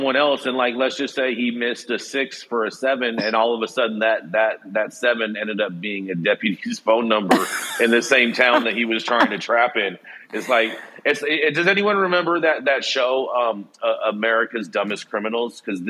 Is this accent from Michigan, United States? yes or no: yes; Michigan, United States; now in Long Beach, United States; This beard was born and bred in Michigan. Maybe that's why this beard commands such a presence. Because, baby, it's cold outside. So cold that the beard was compelled to move to sunny Long Beach, California